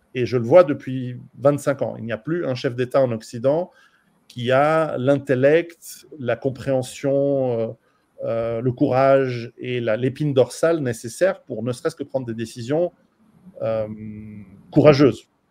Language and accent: French; Switzerland; je suis suisse